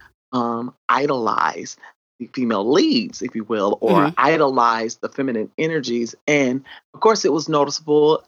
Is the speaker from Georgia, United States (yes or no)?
no; South Carolina, United States; accent: country twang; I actually grew up in South Carolina